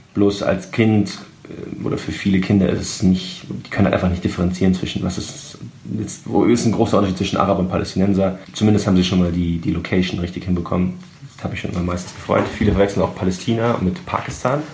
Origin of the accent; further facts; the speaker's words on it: Germany; weil ich natürlich auch halt deutsch bin